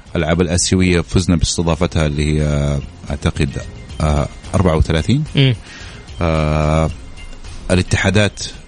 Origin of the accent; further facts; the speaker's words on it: Saudi Arabia; إحنا كسعودية